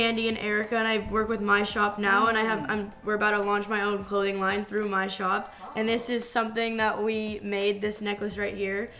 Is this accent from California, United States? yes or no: yes; San Diego, California, United States; moved away as an adult; also born or lived in Hawaii; I'm originally from San Diego, California